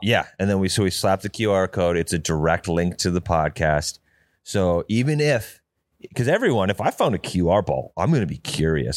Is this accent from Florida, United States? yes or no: no; North Dakota, United States; moved away; also born or lived in Arizona; I'm from North Dakota